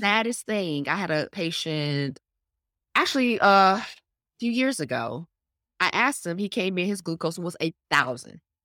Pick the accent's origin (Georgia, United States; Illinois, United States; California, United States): Georgia, United States; Atlanta; I was born in, born and raised in Atlanta. This is home.